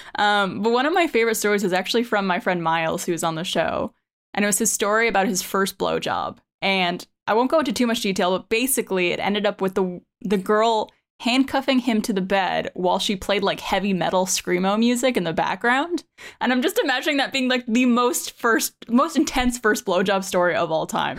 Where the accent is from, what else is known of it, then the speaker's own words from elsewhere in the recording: Montreal, Quebec, Canada; moved away as an adult; now in Austin, United States; I'm originally from Montreal, Canada